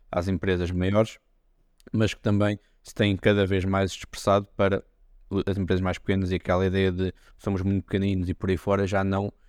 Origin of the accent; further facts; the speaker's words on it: Portugal; como típico português, basicamente as empresas aguardam para serem atacadas